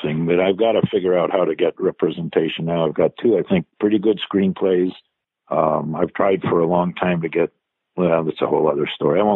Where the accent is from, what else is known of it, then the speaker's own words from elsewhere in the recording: Los Angeles, California, United States; I grew up in the Russian community in Los Angeles